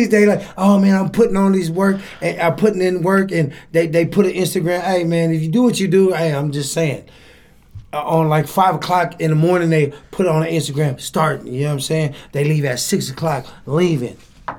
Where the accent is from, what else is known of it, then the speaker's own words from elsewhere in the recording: San Francisco, California, United States; I grew up in Lakeview. I grew up in Hunters Point.